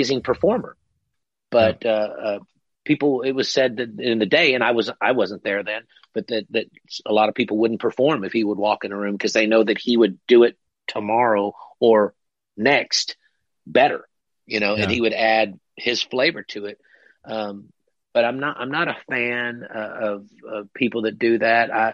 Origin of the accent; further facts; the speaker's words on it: Texas, United States; now in Louisville, United States; I grew up in Texas